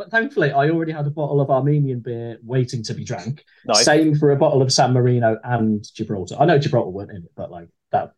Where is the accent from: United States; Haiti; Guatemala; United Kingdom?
United Kingdom; Midlands; I grew up in the Midlands and Cheltenham was, what, like a 40-minute drive away from us